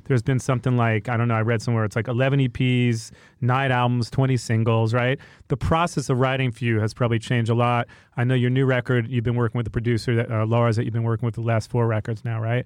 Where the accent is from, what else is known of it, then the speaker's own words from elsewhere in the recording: New York, United States; I'm from New York